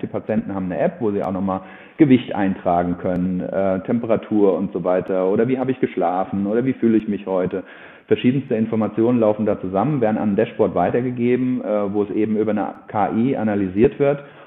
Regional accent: Germany; bei uns in Deutschland

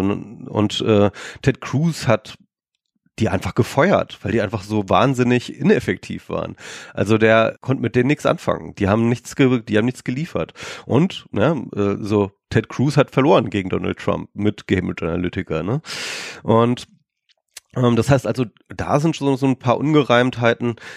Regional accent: Germany; wir Deutschen

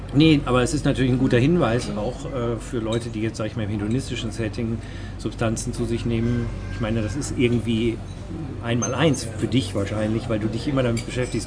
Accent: Germany; als Deutscher

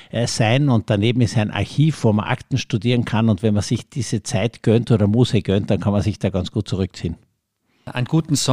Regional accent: Carinthia, Austria; weil ich bin in Kärnten in einem Schloss aufgewachsen.

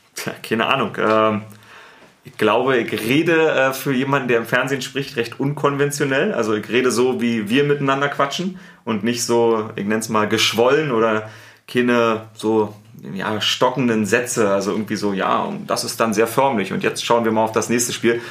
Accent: Berlin, Germany; accent: Berliner; now in Munich, Germany; ich habe einen Berliner Akzent.

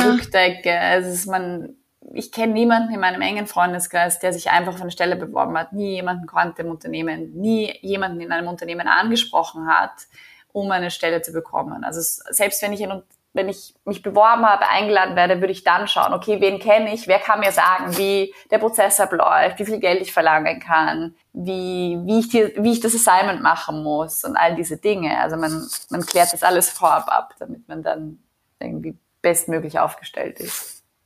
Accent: Vienna, Austria; moved away as an adult; also born or lived in New Delhi / Mumbai / Berlin; now in Tel Aviv, Israel; ich bin gebürtige Wienerin, äh, lebe jetzt aber schon seit fast vier Jahren in Israel

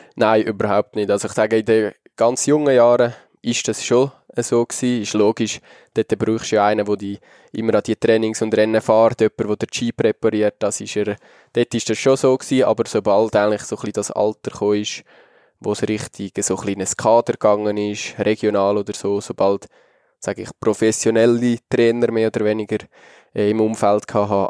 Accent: Switzerland; als Schweizer

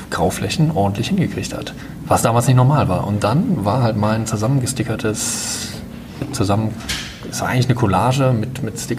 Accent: Sankt Augustin, North Rhine-Westphalia, Germany; Nee, ich komme aus St. Augustin.

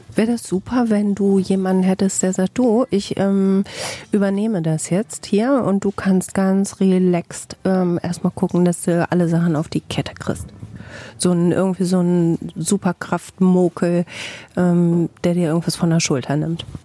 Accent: Bielefeld, North Rhine-Westphalia, Germany

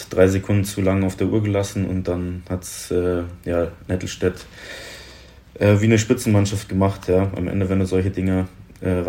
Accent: Munich, Bavaria, Germany; Ähm, ich bin in München geboren, also echtes Münchner Kindl.

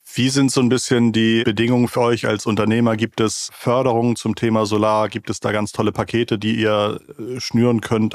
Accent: Schleswig-Holstein, Germany; Ich komme aus Schleswig-Holstein, ich komme vom Dorf

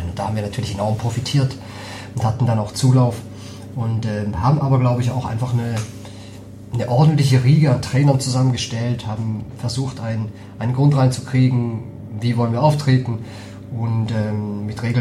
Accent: St. Gallen, Switzerland; moved away as an adult; also born or lived in Geneva; now in Hamburg, Germany; Und ich komme aus St. Gallen, also das heißt, ich habe in Genf ge gewohnt und irgendwie war mir nach was Neuem.

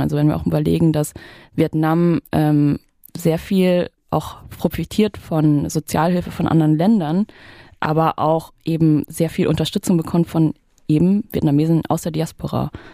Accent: Saxony, Germany; wenn Sachsen ein Slum ist, dann komme ich aus dem Slum

